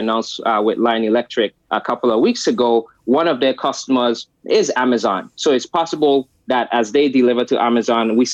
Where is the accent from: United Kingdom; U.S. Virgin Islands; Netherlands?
U.S. Virgin Islands; moved away; I grew up in the United States Virgin Islands, St. Thomas, where electricity is off 18 hours a day